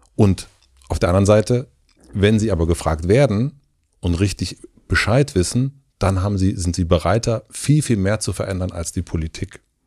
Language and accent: German; southern Brandenburg, Germany; moved away; ich komme ursprünglich aus Südbrandenburg